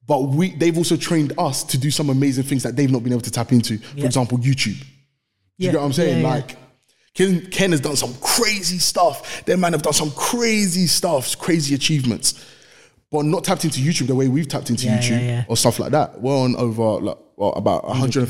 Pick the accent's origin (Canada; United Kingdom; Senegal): United Kingdom; London; I'm from East London. I went to a school called Brampton Manor. Understand? I'm from Newham.